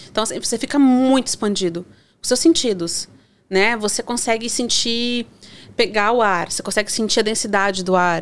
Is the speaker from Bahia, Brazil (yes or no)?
no; Joinville, Santa Catarina, Brazil; moved away; eu sou do sul, né? Sou de Santa Catarina, é de Joinville